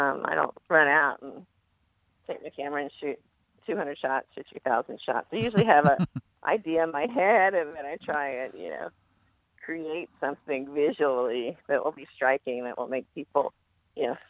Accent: Oklahoma, United States; moved away; also born or lived in New York; I grew up in Oklahoma

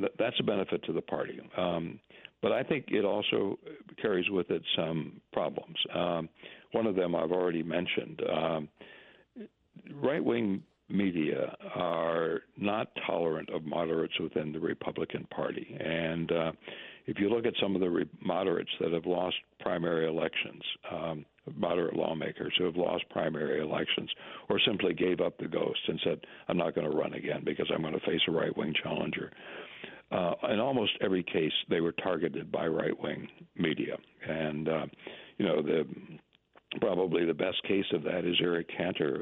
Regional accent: Minnesota, United States; moved away; my home country, Minnesota, borders on the Dakotas

